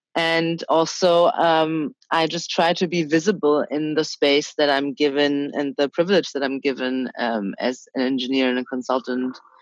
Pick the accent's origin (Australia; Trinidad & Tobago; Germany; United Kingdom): Germany; also born or lived in China; I was born in China. I moved to Germany when I was three and a half.